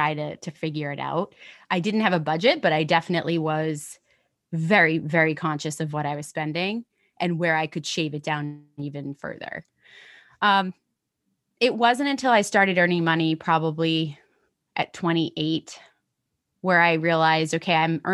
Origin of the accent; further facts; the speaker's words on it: United States; also born or lived in London; now in New York, United States; I have a US passport, right? Like I'm American